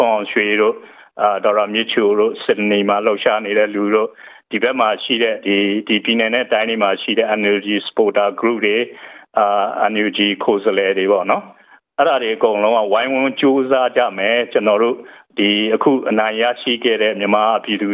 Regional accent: Myanmar; now in Melbourne, Australia

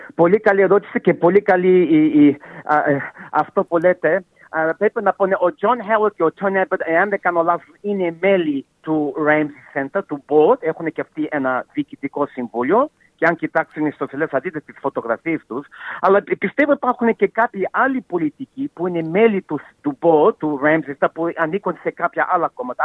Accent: Melbourne, Victoria, Australia; εγώ γεννήθηκα στη Μελβονή ε, οι γονεί μου κατάγονται από τη Μακεδονία, από την Σλόινα και από τη Θεσσαλονίκη. Αλλά εγώ είμαι γεννημένο εδώ στην Αυταλία.

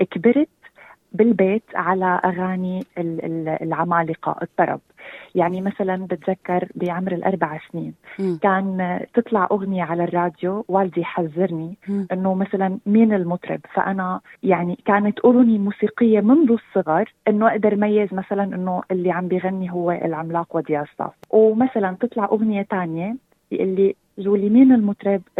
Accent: Syria; also born or lived in Sydney, Australia; now in Australia; من مواليد سيدني أستراليا مغنية كاتبة أغاني ملحنة وكونتنت كرييتر اون تيك توك خريجة أدب إنجليزي من جامعة تشرين في سوريا ومؤخرا عدت الاستقرار بأستراليا

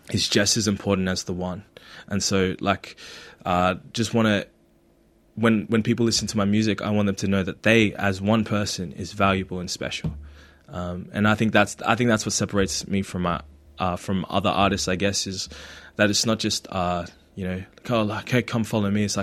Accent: Philippines; now in Australia; embrace more of, of who I am as a Filipino.

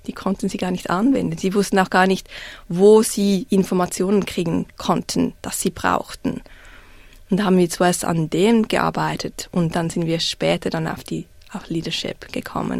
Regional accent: Zurich, Switzerland; accent: Swiss; moved away as an adult; now in Melbourne, Australia; Ich bin in Zürich aufgewachsen

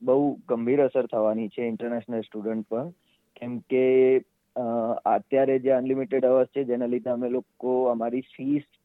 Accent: India; moved away as an adult; now in Australia; જેમ કે હું ઇન્ડિયાથી છું

